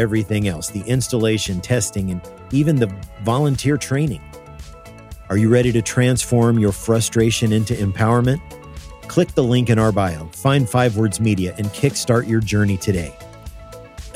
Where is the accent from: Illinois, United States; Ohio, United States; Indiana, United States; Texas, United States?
Indiana, United States; Evansville; We're both from Evansville, Indiana, down south. We went at different times